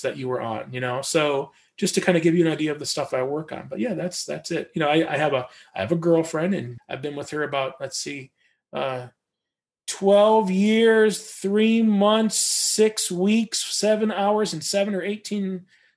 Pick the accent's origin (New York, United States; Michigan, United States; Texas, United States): Michigan, United States; now in Portland, United States; I live in Portland, Oregon. I was born in Michigan